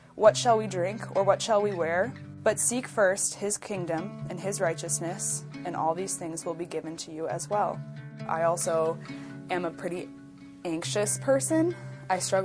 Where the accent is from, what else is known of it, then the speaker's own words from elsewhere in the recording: Minnesota, United States; moved away as an adult; now in Iowa, United States; I'm originally from Minnesota. I moved to Iowa